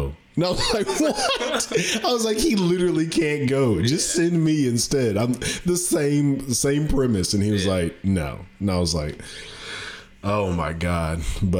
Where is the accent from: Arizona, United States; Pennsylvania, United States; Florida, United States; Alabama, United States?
Alabama, United States; Northeast; moved away as an adult; also born or lived in Minot, North Dakota; I'm from Northeast Alabama, and it takes 2 hours for me to get to Atlanta, like 2.5 hours to get to, about 3 hours to get to Nashville.